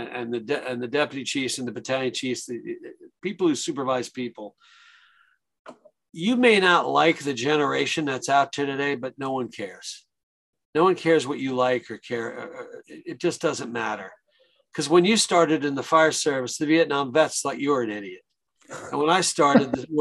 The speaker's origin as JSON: {"language": "English", "area": "Long Island", "region": "New York", "country": "United States", "tie": "born or raised there", "said": "growing up on Long Island, we had a lot of delis"}